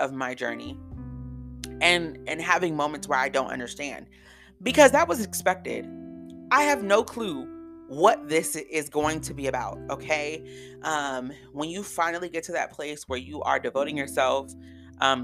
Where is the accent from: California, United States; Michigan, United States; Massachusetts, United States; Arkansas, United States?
California, United States; moved away as an adult; also born or lived in DMV area (Washington, D.C. metropolitan area); now in Washington, D.C. area, United States; I was from California